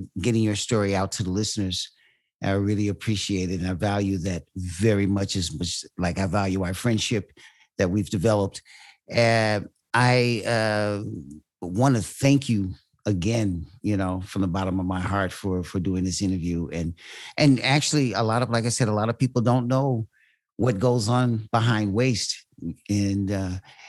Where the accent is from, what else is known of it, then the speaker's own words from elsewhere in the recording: Indiana, United States; now in Belgium; I grew up in Indiana.